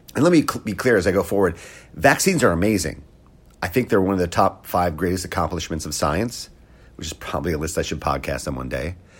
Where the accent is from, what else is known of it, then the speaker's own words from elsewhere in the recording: Wisconsin, United States; I grew up in Wisconsin